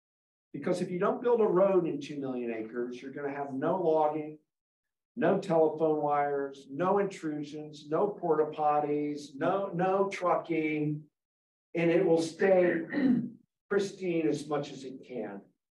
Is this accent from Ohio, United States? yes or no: yes; Ohio, United States; growing up in Ohio along the Maumee River, my mom used to yell at me, you can't eat that bass fish you caught.